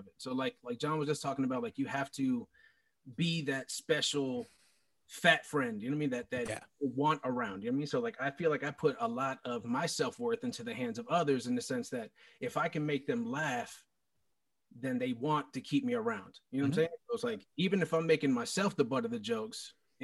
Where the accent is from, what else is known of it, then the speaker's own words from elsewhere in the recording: South Florida, United States; Born and raised down here, South Florida